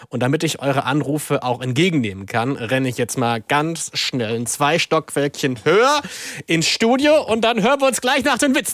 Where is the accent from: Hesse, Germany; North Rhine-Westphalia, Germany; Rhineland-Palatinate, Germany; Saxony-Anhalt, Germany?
Saxony-Anhalt, Germany; Salzwedel; komme aus Salzwedel. Und wie alt bist du? Ich bin elf Jahre alt.